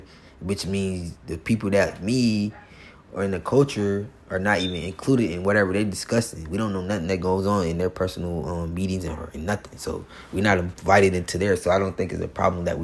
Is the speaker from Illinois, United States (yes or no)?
no; Florida, United States; I'm from Florida, and I love my state